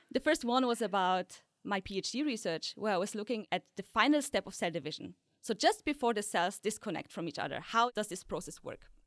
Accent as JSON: {"language": "English", "country": "Poland", "tie": "born or raised there", "also_born_or_lived": "Austria", "moved": "yes", "said": "I was born in Poland, a tiny village, so there were really no scientists around"}